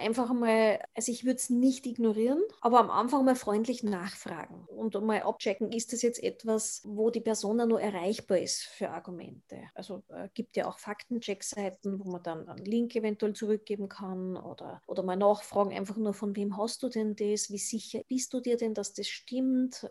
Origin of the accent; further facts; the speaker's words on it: Austria; bei uns in Österreich